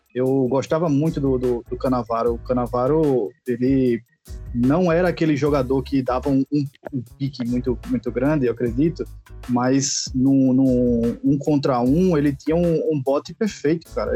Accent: Recife, Pernambuco, Brazil; now in Alagoas, Brazil; Eu moro em Alagoas, mas é, nasci em Recife.

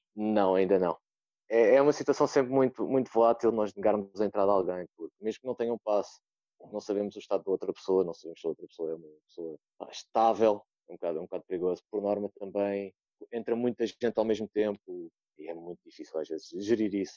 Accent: Odivelas, Lisbon, Portugal; tenho 25 anos, sou de Odivelas

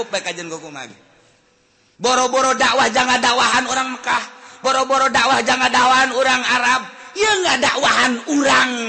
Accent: Cirebon, West Java, Indonesia; kita orang Cirebon kita nggak dawaan tuh

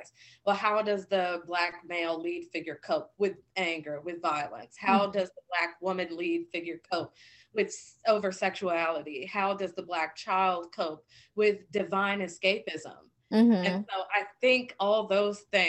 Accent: Virginia, United States; moved away; I'm from Virginia

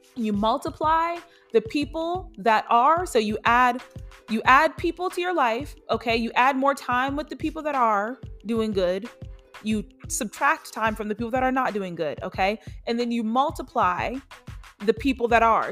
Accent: Charlotte, North Carolina, United States; I am from Charlotte

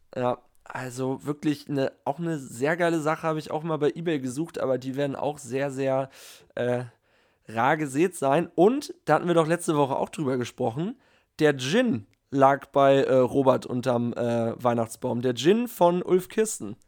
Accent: Northern Germany, Germany; als Norddeutscher

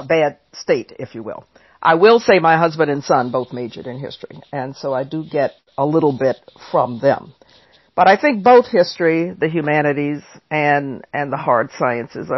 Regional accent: New Orleans, Louisiana, United States; I grew up in New Orleans, an only child

